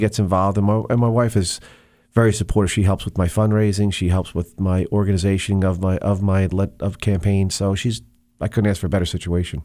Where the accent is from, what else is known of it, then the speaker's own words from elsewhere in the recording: Monmouth County, New Jersey, United States; I grew up in Monmouth County, New Jersey